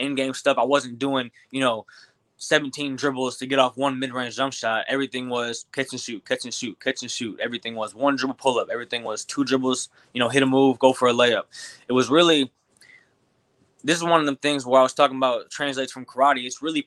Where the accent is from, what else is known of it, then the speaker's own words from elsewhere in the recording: Glasford, Illinois, United States; also born or lived in Peoria, Illinois; So I grew up in a really big basketball area. Peoria, Illinois is a huge basketball area. I was born in Peoria, and then my parents moved just like 20-30 minutes outside the city to Glassford, Illinois